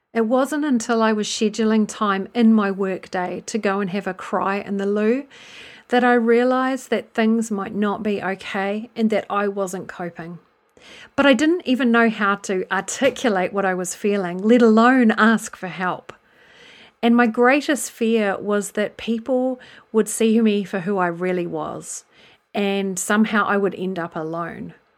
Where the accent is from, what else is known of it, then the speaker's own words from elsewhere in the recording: New Zealand; moved away as an adult; now in England, United Kingdom; I'm originally from New Zealand, which you may have picked up, and I've lived in England since two thousand and two